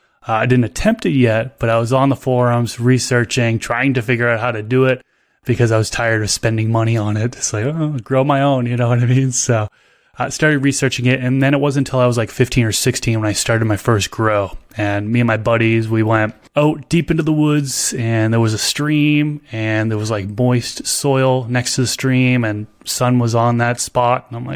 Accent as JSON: {"language": "English", "town": "Billerica", "region": "Massachusetts", "country": "United States", "tie": "born or raised there", "said": "I was born and raised outside of Boston, Massachusetts. So a little town about 15 minutes north of Boston called Billerica, Massachusetts."}